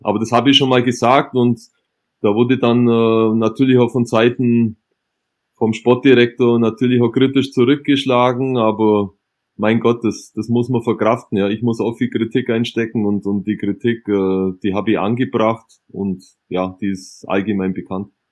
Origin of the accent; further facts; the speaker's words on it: West Germany, Germany; ich komme ja auch aus dem Westen